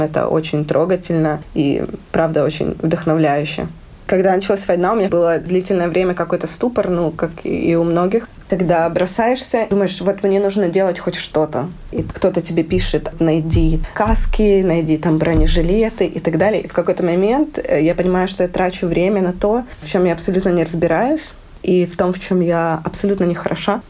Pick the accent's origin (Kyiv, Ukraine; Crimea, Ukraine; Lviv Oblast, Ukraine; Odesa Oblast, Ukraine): Lviv Oblast, Ukraine; Lviv; moved away as an adult; now in Riga, Latvia; я из Украины, живу в Латвии